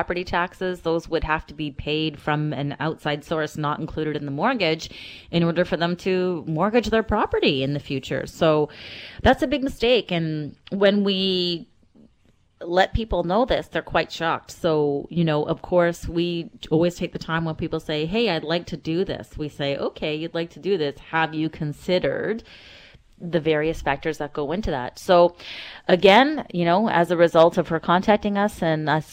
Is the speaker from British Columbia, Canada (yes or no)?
yes; North Vancouver, British Columbia, Canada; I grew up in North Vancouver